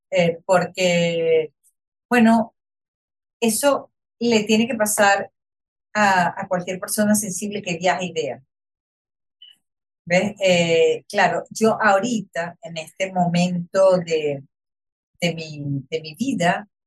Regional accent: Venezuela; y yo soy venezolano y yo lo puedo hacer y yo lo puedo apoyar.

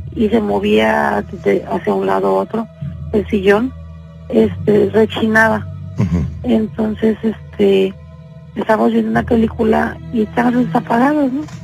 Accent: Mexico; moved away; en México nosotros, nosotros vivíamos en México, de hecho somos de México. Pero eh, tenemos 17 años aquí en Senado

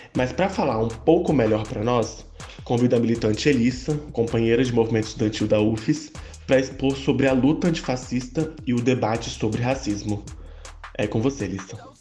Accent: Brazil; enquanto brasileiros

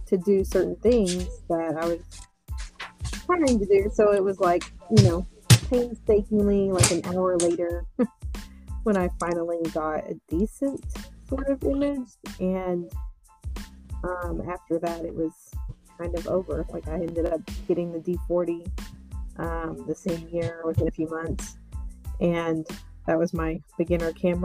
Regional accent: Texas, United States; now in Austin, United States; I was born and raised in Texas

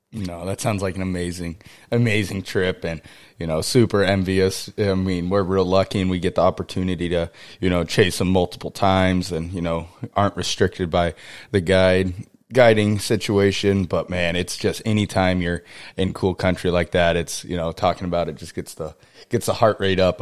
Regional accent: Kodiak, Alaska, United States; I was born on Kodiak. My family's been there

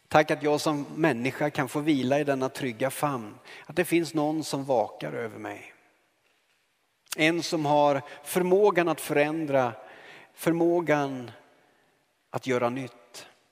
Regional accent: Karlskoga, Örebro County, Sweden; moved away; så kom jag hem till min hemstad Karlskoga

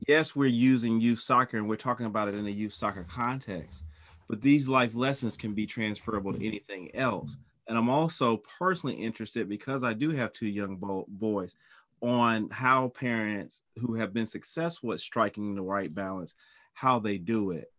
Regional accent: North Carolina, United States; I'm from North Carolina, so I saw him in high school

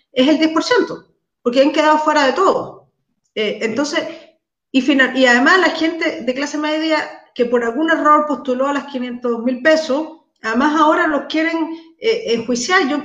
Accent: Macul, Santiago Metropolitan Region, Chile; soy de Macul.

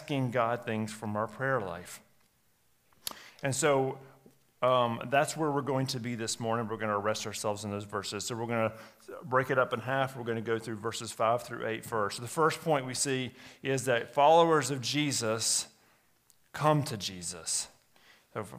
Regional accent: United States; as American Christians

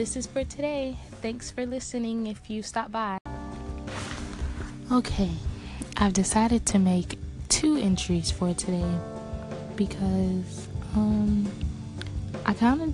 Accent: South Florida, United States; I'm from South Florida.

